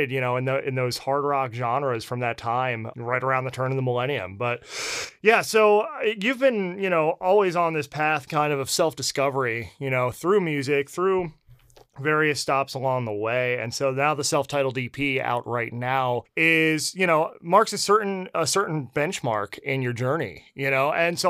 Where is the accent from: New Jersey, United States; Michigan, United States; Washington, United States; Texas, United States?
New Jersey, United States; Yeah, I can say this being from the Northeast, what a difference between the West Coast and Northeast. I'm from New Jersey.